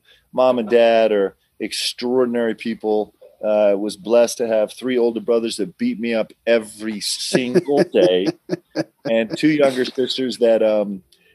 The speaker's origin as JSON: {"language": "English", "area": "Westchester County", "region": "New York", "country": "United States", "tie": "born or raised there", "also_born_or_lived": "Nebraska", "said": "we moved to New York, lived in Westchester County"}